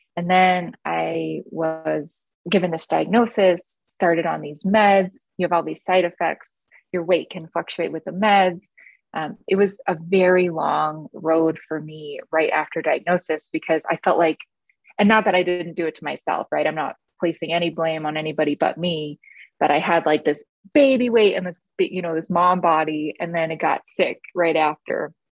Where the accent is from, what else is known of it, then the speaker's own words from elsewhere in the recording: East Coast, United States; I grew up on the East Coast where eating is what you